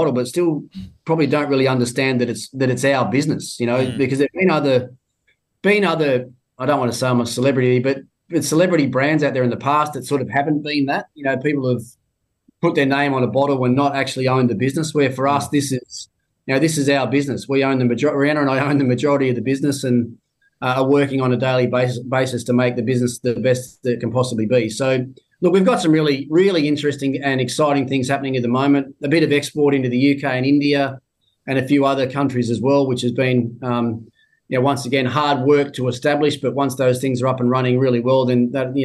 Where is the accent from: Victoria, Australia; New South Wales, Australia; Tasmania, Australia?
Tasmania, Australia; moved away; my home state, I go down to Tassie